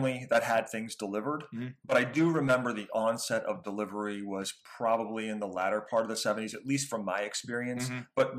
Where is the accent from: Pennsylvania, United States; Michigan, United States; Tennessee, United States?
Pennsylvania, United States; outside of Pittsburgh; growing up outside of Pittsburgh